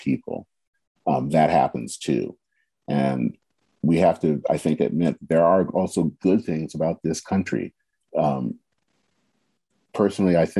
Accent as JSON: {"language": "English", "country": "United States", "said": "We are Americans"}